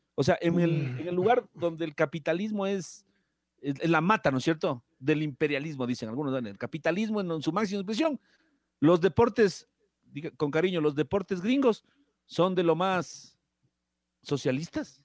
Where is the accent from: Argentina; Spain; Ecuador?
Ecuador; Machala, El Oro; now in Quito, Ecuador; yo soy de Machala, vivo aquí en Quito